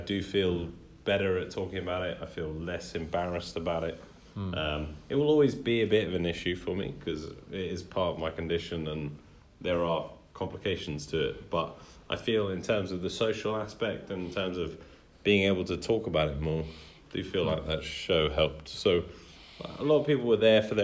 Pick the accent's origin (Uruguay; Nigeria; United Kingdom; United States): United Kingdom; We're very British